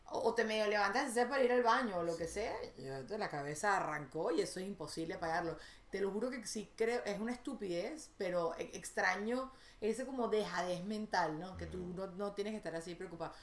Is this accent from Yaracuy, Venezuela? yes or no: no; Caracas, Capital District, Venezuela; moved away; yo crecí en Venezuela